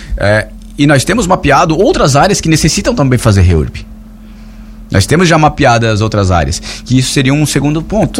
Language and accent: Portuguese; Orleans, Santa Catarina, Brazil; Eu não sou aqui da cidade, sou da, como vocês sabem, eu sou de Orleans